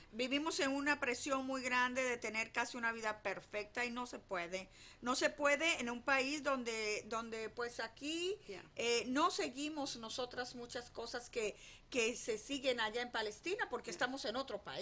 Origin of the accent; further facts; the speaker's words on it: United States; que pues tú y yo nos criamos acá en Estados